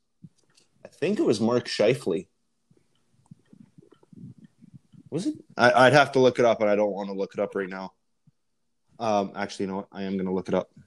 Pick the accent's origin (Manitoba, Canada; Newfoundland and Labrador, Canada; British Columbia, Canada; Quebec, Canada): Manitoba, Canada; now in Edmonton, Canada; I'm originally from Manitoba